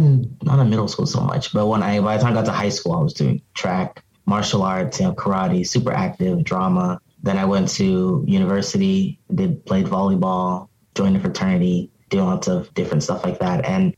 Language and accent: English; Cameroon; also born or lived in Arizona, United States; now in Philadelphia, United States; So, I'm from Cameroon. My parents, you know, my brothers, I'm a first generation born in America, but I went to boarding school in Cameroon. And then I came back here.